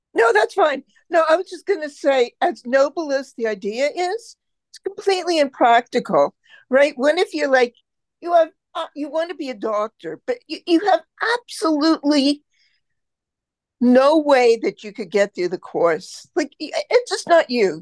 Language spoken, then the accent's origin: English; Canada; I'm Canadian